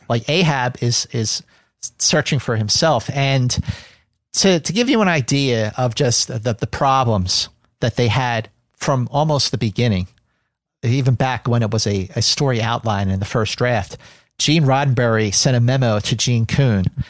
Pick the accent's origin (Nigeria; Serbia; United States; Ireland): United States; Philadelphia, Pennsylvania; growing up in Philadelphia, watching Star Trek on, on W P H L Channel seventeen Philadelphia